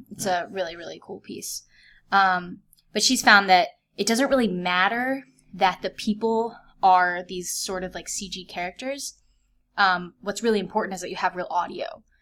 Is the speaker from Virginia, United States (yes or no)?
yes; Vienna, Virginia, United States; also born or lived in Fairfax, Virginia; I grew up in Vienna, Virginia, which is a suburb outside of DC